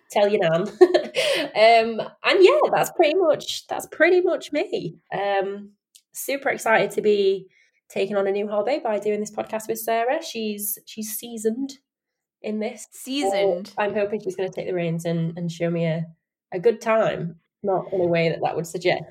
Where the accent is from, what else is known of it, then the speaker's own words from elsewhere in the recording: Sheffield, Yorkshire and the Humber, United Kingdom; accent: Yorkshire; I live in Yorkshire. I'm from Sheffield, born and bred